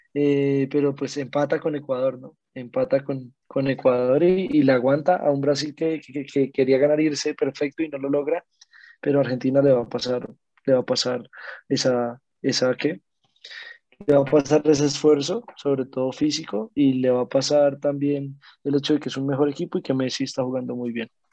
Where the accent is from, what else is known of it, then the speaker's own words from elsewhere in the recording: Colombia; nosotros vemos como colombianos